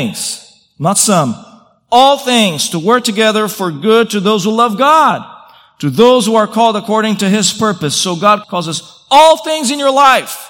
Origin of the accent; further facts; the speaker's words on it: Brazil; moved away; I grew up in Brazil